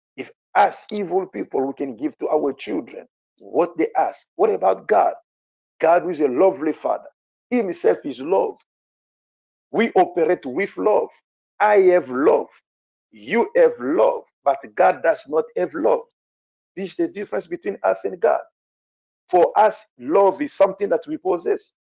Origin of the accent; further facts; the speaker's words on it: France; English is a second language; I'm a French people